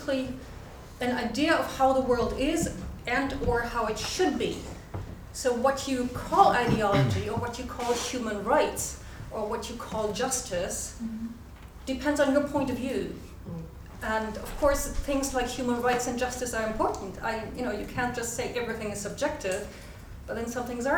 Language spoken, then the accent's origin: English; Germany; I come from Germany